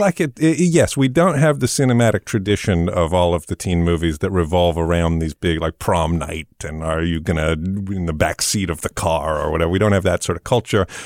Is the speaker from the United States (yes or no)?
no; England, United Kingdom; moved away; I grew up in England